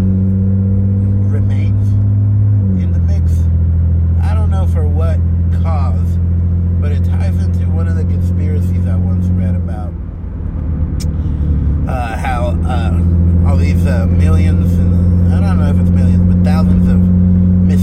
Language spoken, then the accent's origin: English; United States; I was born here in the United States of America. Two immigrant family, immigrant parents. And I've been working here since I was 14 years old